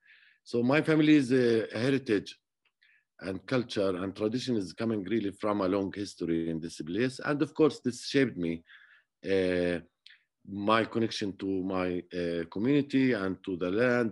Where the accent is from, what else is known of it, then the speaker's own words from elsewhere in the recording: Jerusalem, Palestine; So I grew up around Jerusalem area, and basically I used to play the flute